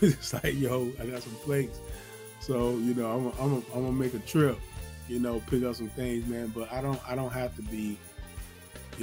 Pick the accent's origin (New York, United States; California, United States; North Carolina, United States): North Carolina, United States; Zebulon; now in Georgia, United States; I'm originally from North Carolina, Zebulon, North Carolina, to be exact. And I live in Georgia. I've been in Georgia for years